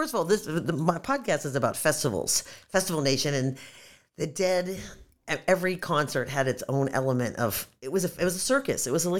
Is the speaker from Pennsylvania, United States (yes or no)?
yes; Pittsburgh, Pennsylvania, United States; my hometown.